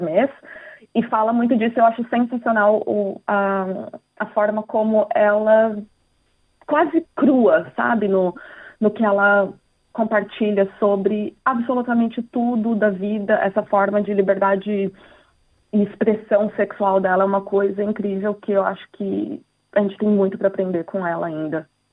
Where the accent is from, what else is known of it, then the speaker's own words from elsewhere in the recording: Brazil; now in Australia; Ah, brasileira